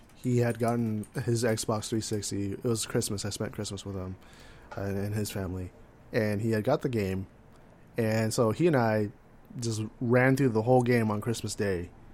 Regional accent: California, United States; I'm from California

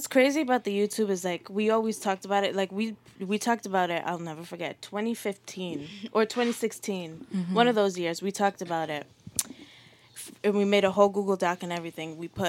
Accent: Providence, Rhode Island, United States; also born or lived in East Providence; Well, I grew up in Prov until I was in like fourth going into fifth grade.

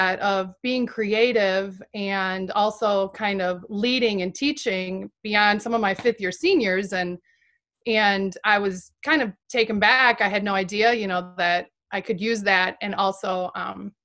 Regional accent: Janesville, Wisconsin, United States; also born or lived in Madison, Wisconsin / La Crosse, Wisconsin; I grew up in Janesville

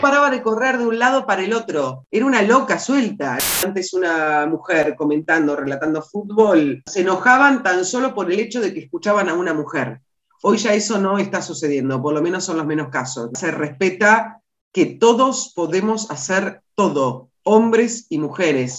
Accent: Las Flores, Buenos Aires Province, Argentina; also born or lived in San Carlos de Bariloche; cuando regresamos a Las Flores, que es mi ciudad natal

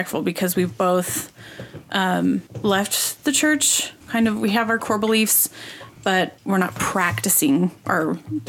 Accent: Utah, United States; I grew up in Utah

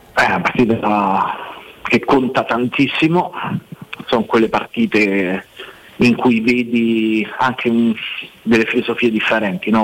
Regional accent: Rome, Lazio, Italy; sono nato e, e, e, e, questa è la mia città

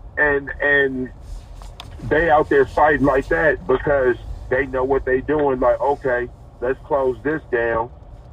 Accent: Seattle, Washington, United States; I'm from Seattle. So this is coming from the perspective of a dude from Seattle

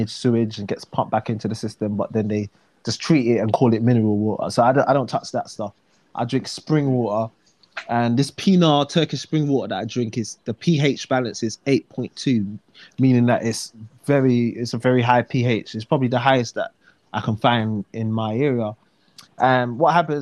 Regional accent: London, United Kingdom; accent: Cockney; also born or lived in Jamaica / Dominica; I'm from, like, South London, so there's a lot of Cockney

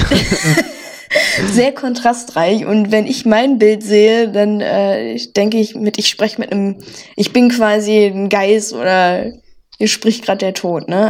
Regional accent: North Rhine-Westphalia, Germany; accent: Pott; wir mhm. beide jetzt nicht direkt im Pott quasi aufgewachsen sind am Niederrhein, aber äh, ja, wir zählen jetzt mal zum Pott

